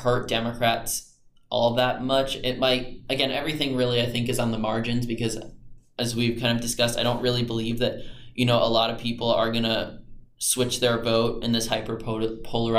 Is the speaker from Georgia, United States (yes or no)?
yes; Georgia, United States; my home state of Georgia